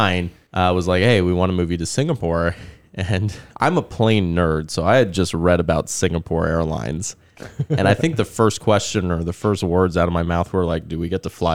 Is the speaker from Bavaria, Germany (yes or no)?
no; Frankfurt, Hesse, Germany; born there; So I was born in Germany back in 83. So Frankfurt was where I was born.